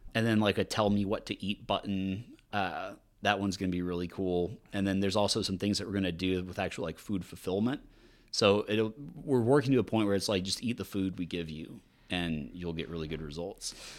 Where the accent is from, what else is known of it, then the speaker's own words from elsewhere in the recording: Louisiana, United States; now in Austin, United States; I'm from Louisiana